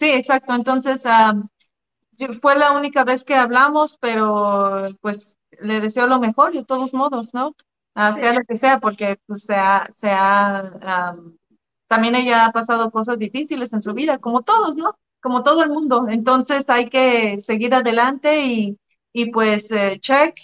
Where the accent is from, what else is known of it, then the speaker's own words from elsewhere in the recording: Mexico; moved away; also born or lived in United States / Canada; yo soy mexicana